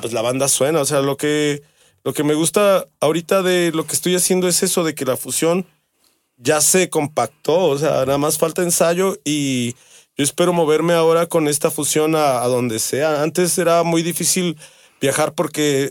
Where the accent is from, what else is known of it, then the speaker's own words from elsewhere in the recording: Mexico; yo soy de la Miravalle. Mi jefa es ahí. Ahí nacimos en la Miravalle